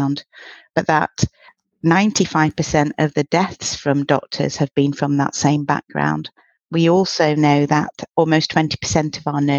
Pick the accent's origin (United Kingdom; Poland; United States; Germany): United Kingdom; Manchester, North West England; I'm quite a proud Mancunian. I was born in Old Trafford